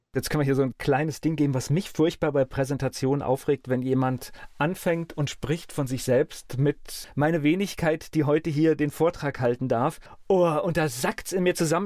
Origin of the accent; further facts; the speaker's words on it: Mainz, Rhineland-Palatinate, Germany; Ich bin in Mainz aufgewachsen